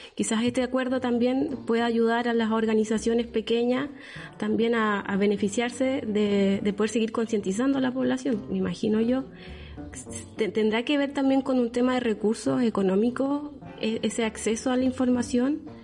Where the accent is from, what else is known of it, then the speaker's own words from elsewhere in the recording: Chiloé, Los Lagos, Chile; moved away; also born or lived in Concepción; crecí en Chiloé